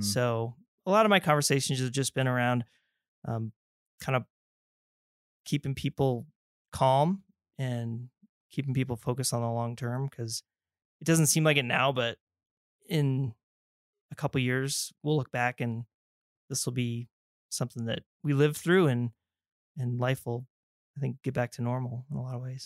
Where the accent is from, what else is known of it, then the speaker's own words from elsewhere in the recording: Colorado Springs, Colorado, United States; grew up down there in the Springs, went to Air Academy High School